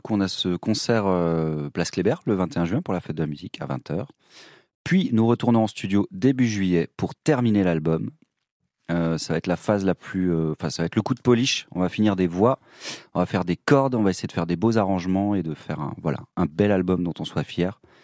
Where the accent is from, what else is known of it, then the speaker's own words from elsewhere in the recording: Haut-Rhin, Grand Est, France; Julien et moi, en tout cas, on a grandi dans le Haut-Rhin, dans des petits bleds